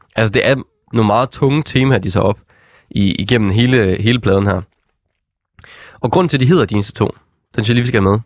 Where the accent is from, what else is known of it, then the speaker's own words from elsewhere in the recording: West Jutland, Denmark; jeg er jo fra Vestjylland